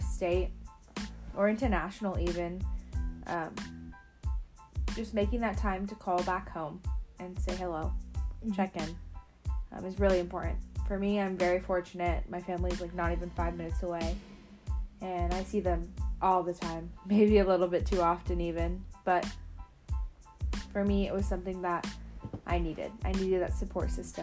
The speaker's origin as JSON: {"language": "English", "town": "Tempe", "region": "Arizona", "country": "United States", "tie": "born or raised there", "said": "growing up in Tempe"}